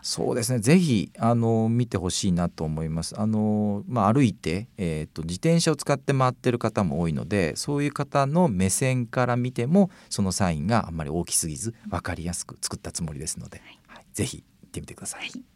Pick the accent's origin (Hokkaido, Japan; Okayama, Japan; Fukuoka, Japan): Fukuoka, Japan; 若い時の私も福岡出身ですので、まあ、京王公園なんかにも、あの、いたんですけど